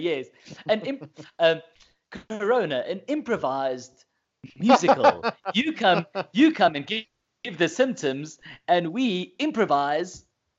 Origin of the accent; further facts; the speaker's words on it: South Africa; first language Afrikaans; English is a second language; My first one was in Afrikaans, which is my mother tongue.